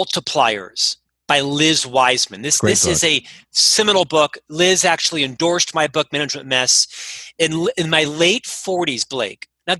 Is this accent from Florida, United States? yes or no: yes; Orlando, Florida, United States; now in Salt Lake City, United States; I'm actually from Orlando, Florida. Born and raised in Central Florida